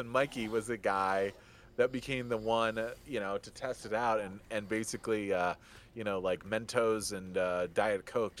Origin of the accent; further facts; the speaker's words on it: just outside of Detroit, Michigan, United States; I grew up just outside of Detroit